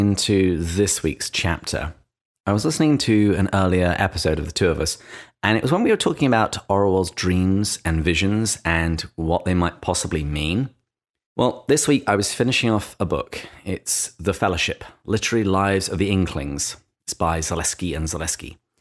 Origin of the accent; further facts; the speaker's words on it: England, United Kingdom; accent: English; in my English accent